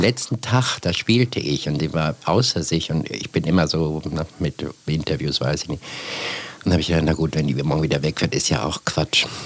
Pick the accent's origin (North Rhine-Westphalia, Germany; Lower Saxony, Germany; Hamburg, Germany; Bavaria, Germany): Lower Saxony, Germany; Bergen; ich bin auf dem Land aufgewachsen